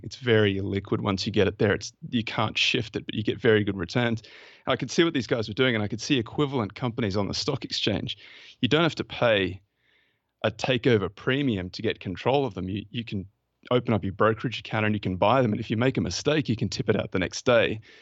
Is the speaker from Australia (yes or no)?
yes; Australia; accent: Australian; my Australian accent